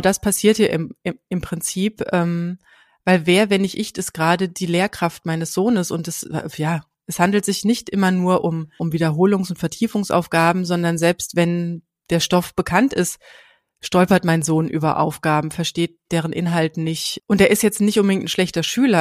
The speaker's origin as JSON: {"language": "German", "region": "Hesse", "country": "Germany", "said": "bei uns in Hessen"}